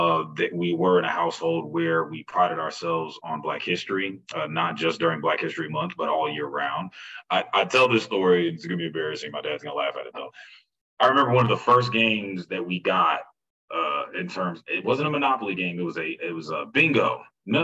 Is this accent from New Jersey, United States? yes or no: no; Iowa, United States; moved away as an adult; also born or lived in Texas; I was raised in Iowa